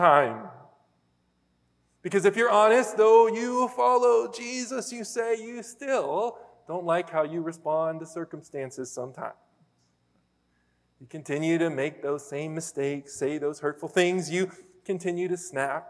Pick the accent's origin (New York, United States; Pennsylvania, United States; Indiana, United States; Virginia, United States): Pennsylvania, United States; moved away; I'm from Pennsylvania